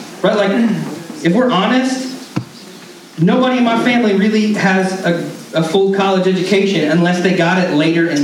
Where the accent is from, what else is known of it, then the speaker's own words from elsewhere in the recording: Canton, Georgia, United States; I grew up in North Georgia and in a redneck town